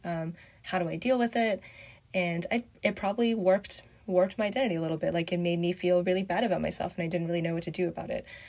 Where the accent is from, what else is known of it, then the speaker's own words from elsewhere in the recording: Canada; also born or lived in Binzhou, Shandong, China / Beijing, China / Montreal, Canada; grew up in Canada